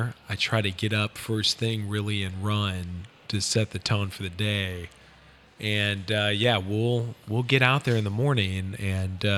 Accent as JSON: {"language": "English", "town": "St. Louis", "region": "Missouri", "country": "United States", "tie": "born or raised there", "said": "Growing up in St. Louis"}